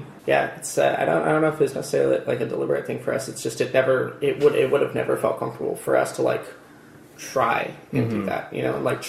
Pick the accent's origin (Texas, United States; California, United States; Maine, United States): California, United States; Redlands; Yeah, born and raised in Redlands, or pretty close to Redlands, pretty much for my whole life.